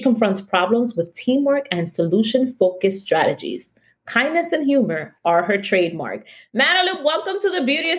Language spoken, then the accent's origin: English; New York City, New York, United States; We Washington Heightsters